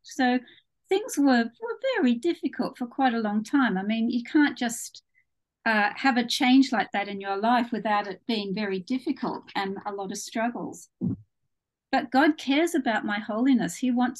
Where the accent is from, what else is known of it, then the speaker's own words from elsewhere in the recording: Australia; now in United Kingdom; My accent isn't entirely English. I was actually born in Australia.